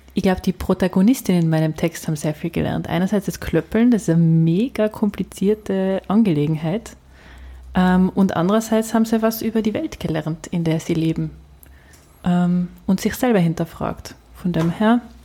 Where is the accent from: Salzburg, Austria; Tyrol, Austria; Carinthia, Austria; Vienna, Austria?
Tyrol, Austria; near Scharnitz on the Bavarian border; ich bin ja auch auf der Grenze quasi aufgewachsen, äh, an der äh, Tiroler bayerischen Grenze zu Richtung Garmisch